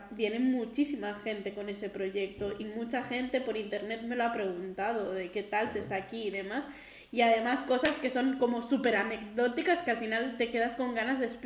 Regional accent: Figueres, Catalonia, Spain; also born or lived in Galicia / Ávila; Resumiendo, soy de Girona, de, de Figueras, Figueras, Castilla, Apurias, de la Alta Ampurga. Pero me he movido un montón y he hecho muchísima mudanza. Estuve muchos años viviendo en Galicia, por ejemplo un par de años en la universidad viviendo en Ávila

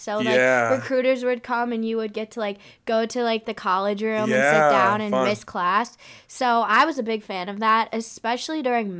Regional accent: Chicago, Illinois, United States; moved away; I'm also from the Midwest.

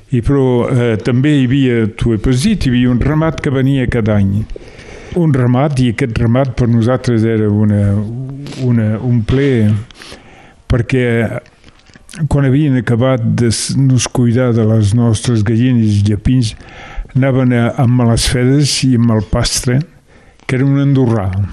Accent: Le Soler, Occitania, France; also born or lived in Mas de la Garriga, Rivesaltes; jo sóc nascut al Soler

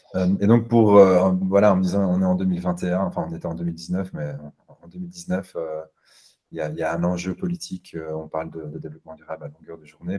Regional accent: Brussels, Brussels-Capital Region, Belgium; je suis bruxellois

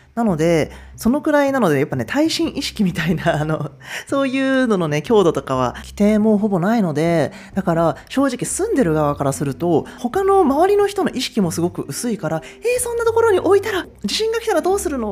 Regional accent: Japan; moved away as an adult; now in Perth, Australia; 日本で育った

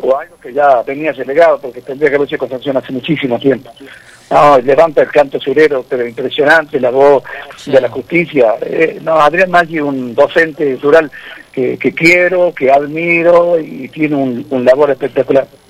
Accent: Cosquín, Córdoba, Argentina; mi padre, nosotros somos todos de Cosquín, provincia de Córdoba

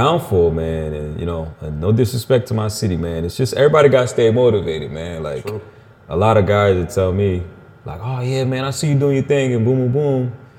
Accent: Elkhart, Indiana, United States; I'm from Elkhart.

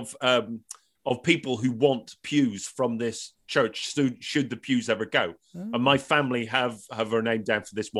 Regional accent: Northern Ireland, United Kingdom; moved away; when I go home to Northern Ireland

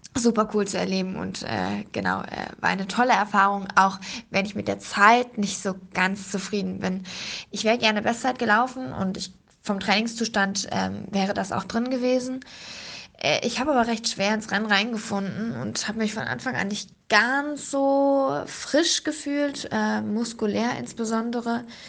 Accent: Berlin, Germany; als Berlinerin in Berlin

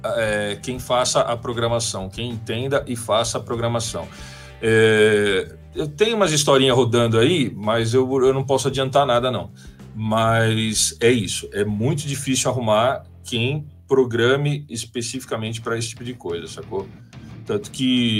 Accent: ABC Paulista, São Paulo, Brazil; eu sou lá da BC

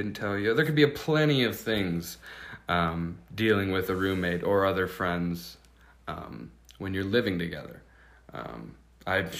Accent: Seattle, Washington, United States; moved away as an adult; now in Montana, United States; I'm from Seattle, Washington, right near where Quinn's from, too

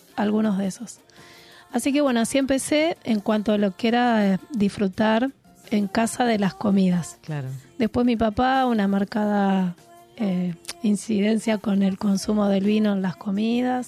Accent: Buenos Aires, Argentina; yo soy de la ciudad, soy de Buenos Aires, soy sibarita.

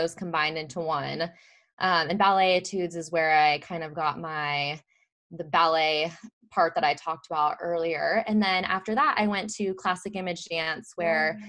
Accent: Mesa, Arizona, United States; I grew up in Mesa, Arizona, and fun fact, I actually work in the same hospital that I was born

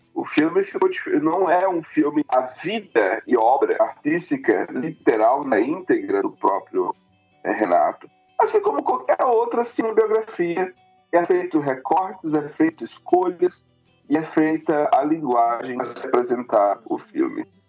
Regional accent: Pará, Brazil; moved away; also born or lived in São Luís, Maranhão; eu sou do Pará, mas eu, a minha juventude foi em São Luís do Maranhão

